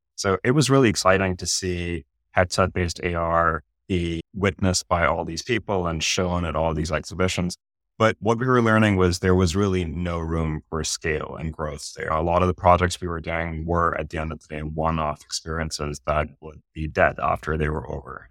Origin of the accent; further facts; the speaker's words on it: Pakistan; moved away as an adult; now in United States; I grew up in Pakistan